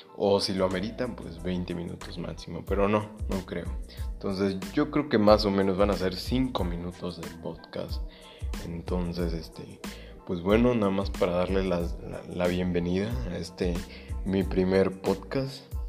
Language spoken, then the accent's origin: Spanish; Mexico; yo soy de México